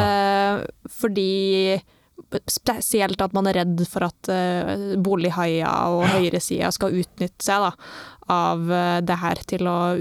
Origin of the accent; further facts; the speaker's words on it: Trondheim, Trøndelag, Norway; når jeg vokste opp på Svartlamoen